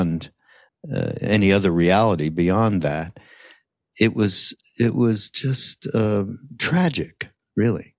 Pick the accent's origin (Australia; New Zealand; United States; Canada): Canada; Montreal, Quebec; We were Canadian, so we come from Montreal